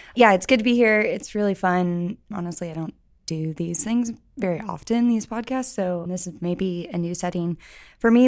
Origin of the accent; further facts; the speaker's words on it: St. Louis, Missouri, United States; moved away as an adult; now in Columbia, United States; I am from St. Louis, but I came to Columbia for school in, gosh, I don't want to say the year, but 2009, and then just stayed for the most part